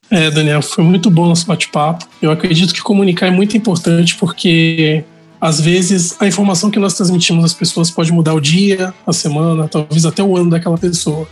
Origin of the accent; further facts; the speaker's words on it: Baixada Santista, São Paulo, Brazil; eu também sou da Baixada Santista, eu moro em Santos atualmente.